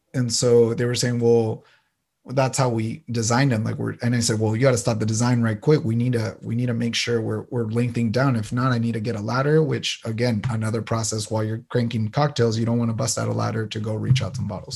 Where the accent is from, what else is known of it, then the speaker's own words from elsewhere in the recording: San Diego, California, United States; also born or lived in El Paso, Texas / Ciudad Juarez (family); So I was born in El Paso, Texas, but came at a young age to San Diego. So I consider myself Tejano, but also San Diegan